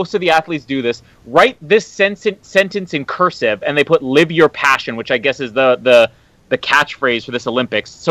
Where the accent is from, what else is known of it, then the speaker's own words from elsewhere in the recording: Canada; I am a Canadian man